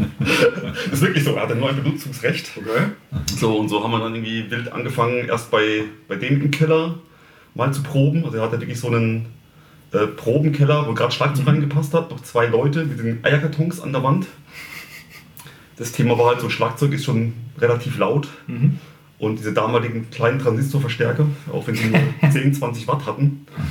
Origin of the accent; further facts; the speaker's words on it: Heidelberg area, Baden-Württemberg, Germany; ich komme aus der Heidelberger Gegend